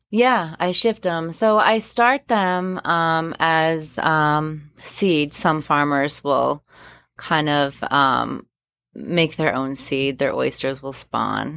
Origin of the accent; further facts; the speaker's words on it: Spruce Head, Maine, United States; I grew up down in Spruce Head, uh, Spruce Head Island specifically.